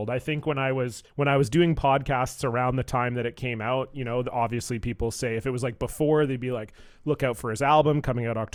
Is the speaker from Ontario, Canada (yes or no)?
yes; Toronto, Ontario, Canada; now in Vancouver, Canada; so I live in Vancouver, uh, BC, in, here in Canada, but I'm from Toronto. Uh, so most of my extended family's back there.